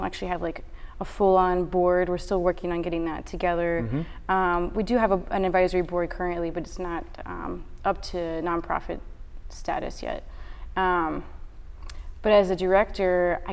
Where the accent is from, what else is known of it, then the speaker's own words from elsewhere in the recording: Houston, Texas, United States; moved away as an adult; also born or lived in Philadelphia, Pennsylvania; now in Austin, United States; I was born in Houston.